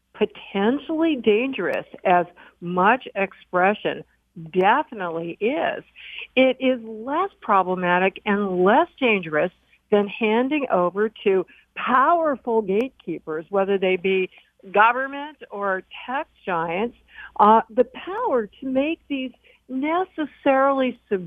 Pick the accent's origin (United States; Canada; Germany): United States; Chicago, Illinois; I grew up in Chicago, a weird place to say the least, but one of the things it had was a little area called Bughouse Square.